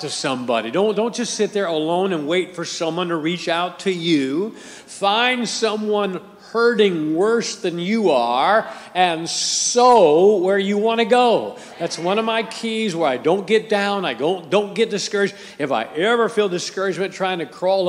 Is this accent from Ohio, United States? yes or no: yes; Akron, Ohio, United States; I grew up in Akron, Ohio, and we had a rival high school in Akron, Ohio